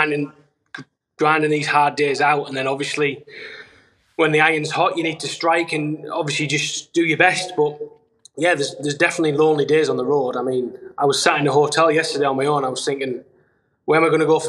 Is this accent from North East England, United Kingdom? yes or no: yes; Darlington, North East England, United Kingdom; I'm from Darlington, which is obviously northeast England